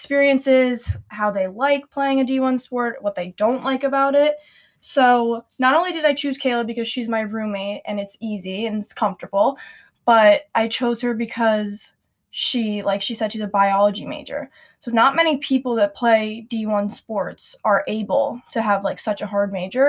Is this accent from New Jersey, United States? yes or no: yes; New Jersey, United States; I'm from New Jersey.